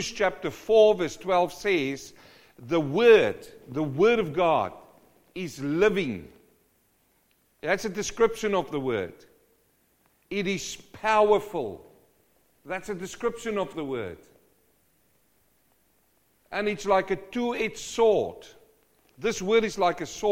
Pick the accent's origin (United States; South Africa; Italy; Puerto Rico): South Africa; I come from South Africa, and in winter the grass dies.